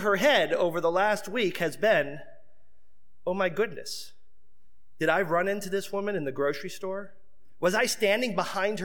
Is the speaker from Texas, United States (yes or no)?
no; Seminole, Florida, United States; When I was a young boy, I grew up outside of Tampa in a small city called Seminole, Florida